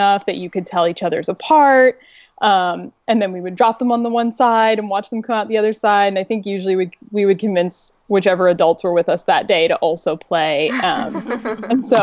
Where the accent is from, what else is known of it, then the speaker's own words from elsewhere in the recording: Massachusetts, United States; where I grew up in Massachusetts was a really woodsy area